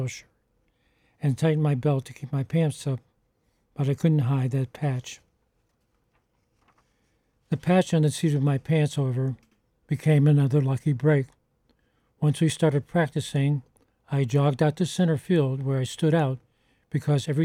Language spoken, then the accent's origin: English; Pittsburgh, Pennsylvania, United States; my hometown Pirates